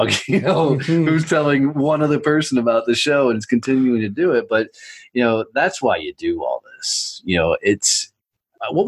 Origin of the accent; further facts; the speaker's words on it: United States; I'm American